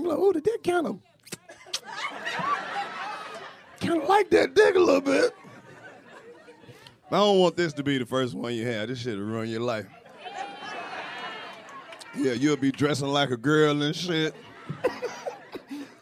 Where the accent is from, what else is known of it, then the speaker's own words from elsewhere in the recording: the South, United States; I'm from the South. It don't get that cold where I stay.